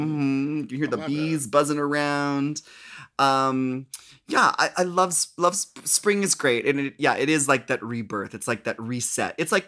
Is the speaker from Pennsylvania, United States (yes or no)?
no; Minnesota, United States; Because, like, I'm from Minnesota, so, like, summer is, like, more than half, 9 months out of the year.